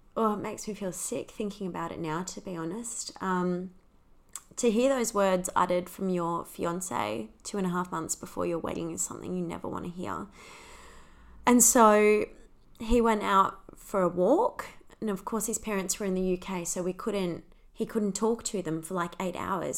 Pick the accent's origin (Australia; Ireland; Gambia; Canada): Australia; accent: Australian; also born or lived in United Kingdom; I'm Australian, if you can't tell from the accent.